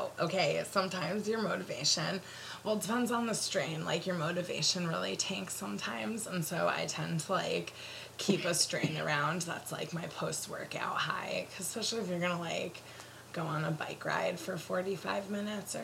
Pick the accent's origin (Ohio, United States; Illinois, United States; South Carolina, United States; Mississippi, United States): Ohio, United States; moved away; I'm from Ohio